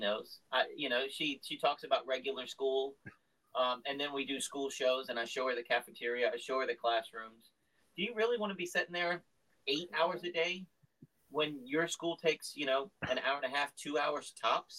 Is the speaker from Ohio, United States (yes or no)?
no; Virginia, United States; we're from Virginia. We say it's the South, but it's kind of borderline.